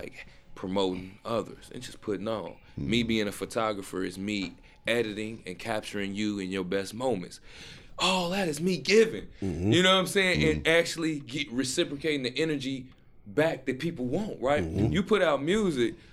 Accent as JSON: {"language": "English", "town": "Chicago", "region": "Illinois", "country": "United States", "said": "I come from Chicago, the city"}